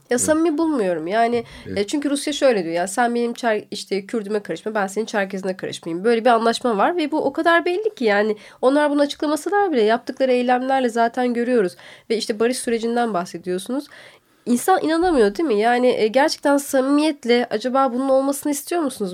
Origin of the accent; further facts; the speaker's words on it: Tokat, Turkey; now in Istanbul, Turkey; Tokat, ben Tokatlıyım.